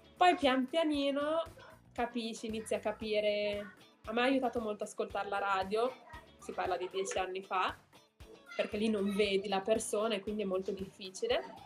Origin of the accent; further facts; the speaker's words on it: Milan, Lombardy, Italy; moved away as an adult; also born or lived in Netherlands / Germany; now in United States; io sono di Milano, quindi dovevo abitare con i miei genitori